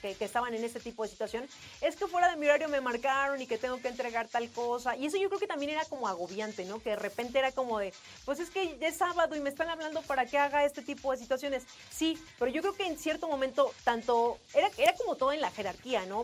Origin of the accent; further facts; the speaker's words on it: Mexico; also born or lived in Mexico City; como mexicanos